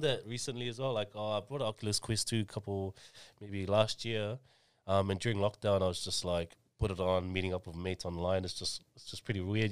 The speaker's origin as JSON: {"language": "English", "region": "Auckland", "country": "New Zealand", "tie": "born or raised there", "said": "I was born and raised in Mangere, two seven five"}